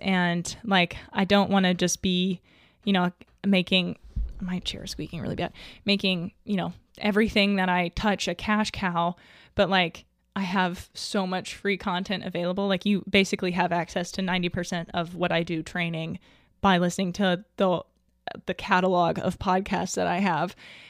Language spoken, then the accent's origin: English; the South, United States; other than I was raised in the South and you're just like, as a general rule, not supposed to.